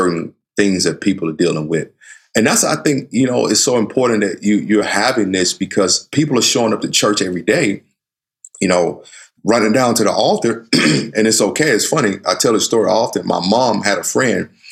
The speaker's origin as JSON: {"language": "English", "region": "the South", "country": "United States", "tie": "born or raised there", "said": "I grew up in the South where, you know, I have a sister who's light skinned"}